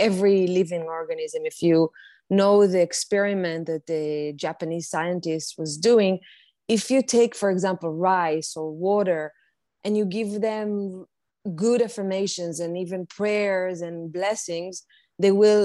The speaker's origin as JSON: {"language": "English", "country": "Israel", "tie": "born or raised there", "moved": "yes", "lives_now": "New York City, United States", "said": "I currently live in New York City. I was born and raised in Israel"}